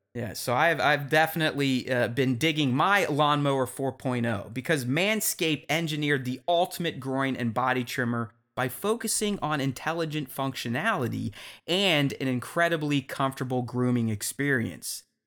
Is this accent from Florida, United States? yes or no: no; Pittsburgh, Pennsylvania, United States; a Pittsburgh boy like myself